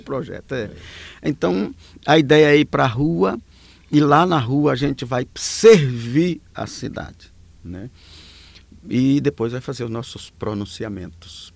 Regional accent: Alagoas, Brazil; moved away; also born or lived in São Paulo; eu sou das Alagoas, vivi um bom tempo em São Paulo

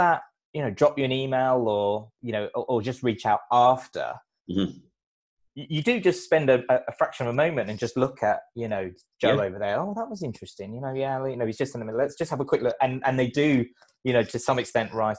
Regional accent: London, United Kingdom; I grew up in London

